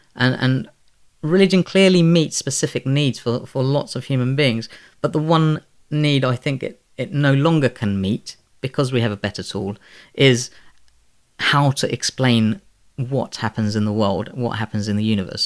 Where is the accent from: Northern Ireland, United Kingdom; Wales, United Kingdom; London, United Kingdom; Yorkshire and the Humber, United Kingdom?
London, United Kingdom; also born or lived in Bangladesh; I was born in Bangladesh and raised by Muslim parents in, um, predominantly Muslim community in the Elephant and Castle